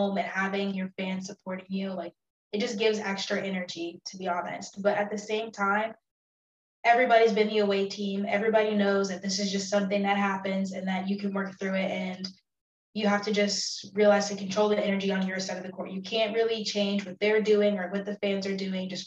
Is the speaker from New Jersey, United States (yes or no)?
no; Houston, Texas, United States; I'm from Houston